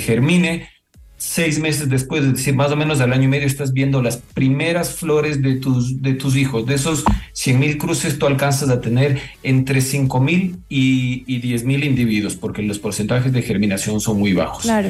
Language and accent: Spanish; Ecuador; yo como ecuatoriano